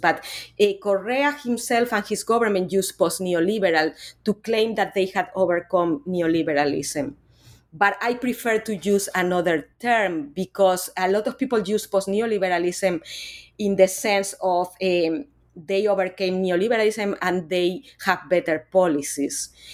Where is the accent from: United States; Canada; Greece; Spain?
Spain; moved away; I'm actually originally from Spain. I'm not from Latin America